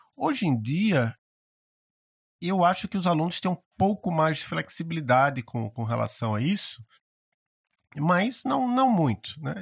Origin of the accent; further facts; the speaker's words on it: Maceió, Alagoas, Brazil; now in Curitiba, Brazil; eu estudava no, num colégio lá em Maceió, eu sou de Maceió, apesar de estar morando em Curitiba